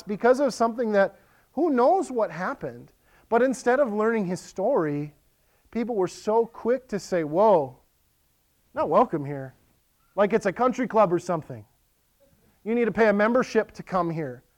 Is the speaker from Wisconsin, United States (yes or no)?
yes; Western Wisconsin, United States; now in Lakeland, MN, United States; I grew up in Western Wisconsin.